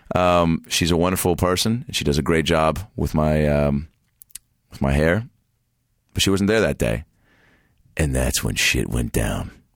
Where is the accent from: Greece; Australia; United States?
United States; Seattle, Washington; moved away; I grew up in the Pacific Northwest